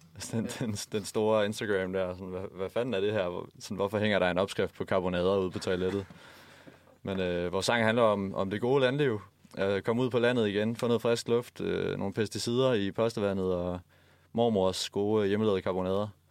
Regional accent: Haderslev, Southern Denmark, Denmark; moved away; jeg kommer fra Haderslev

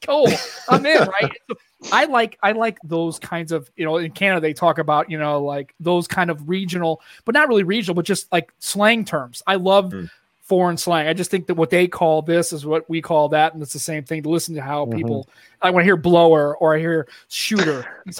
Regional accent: St. Louis, Missouri, United States; I'm from St. Louis, right?

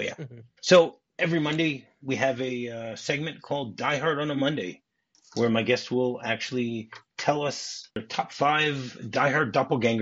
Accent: Detroit, Michigan, United States; I grew up in Detroit, you know, Michigan Bell

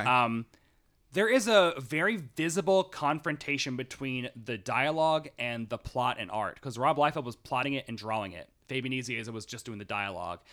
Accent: Tennessee, United States; I'm from Tennessee

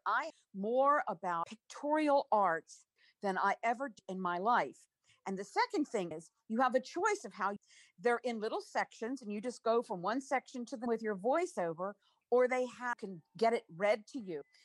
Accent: Maryland, United States; I Grew up in Maryland along Chesapeake Bay.

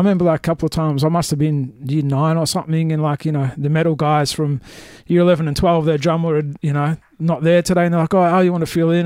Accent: Melbourne, Victoria, Australia; Melbourne, Melbourne boy, my entire life.

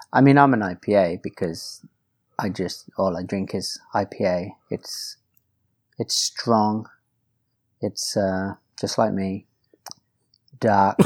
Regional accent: United Kingdom; I'm also British

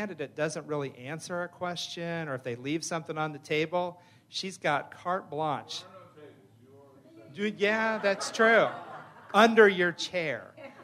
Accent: Phoenix, Arizona, United States; I'm from Phoenix.

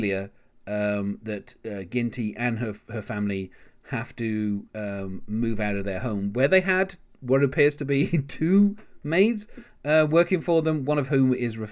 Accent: England, United Kingdom; as an Englishman myself

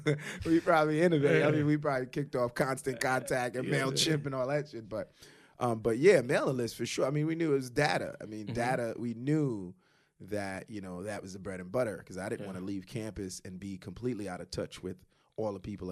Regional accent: Brooklyn, New York, United States; also born or lived in Queens; You had to have come across, especially the neighborhoods we grew up, you know, we grew up in, you know, Crown Heights.

